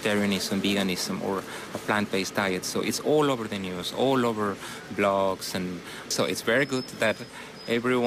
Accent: Mexico; now in Seoul, South Korea; I'm from Mexico, and now I'm living here in Korea

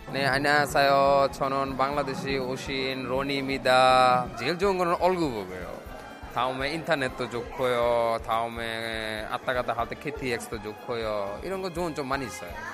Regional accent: Cambodia; Korean is a second language; now in South Korea; 캄보디에서 왔습니다

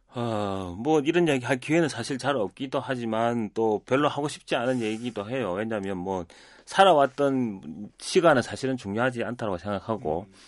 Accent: Busan, South Korea; 태어나고 자란 곳은 다 부산인데

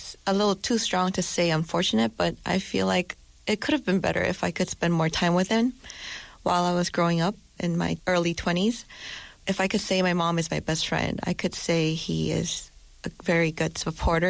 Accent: South Korea; also born or lived in New Jersey, United States; I was raised mostly in Korea

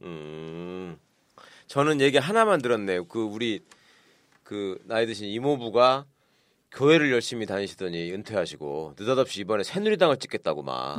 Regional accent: North Jeolla, South Korea; 우리 지금 여기 셋다 전북 사람이지만

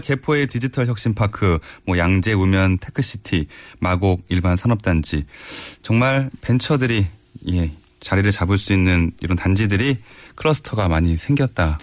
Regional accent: Seoul, South Korea; 제가 어렸을 때 구로동 살 때는

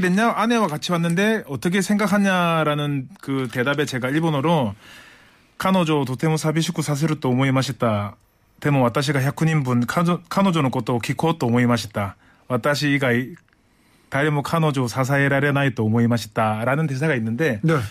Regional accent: Busan, South Korea; moved away as an adult; now in Seoul, South Korea; 제가 사실 부산 출신인데 서울말을

